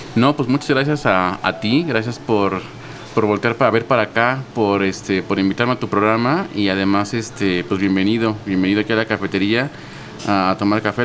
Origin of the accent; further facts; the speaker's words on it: Mexico City, Mexico; Yo soy aquí de la Ciudad de México. Nací en, en Coyoacán y creo que toda la vida lo pues, sigo viviendo en Coyoacán.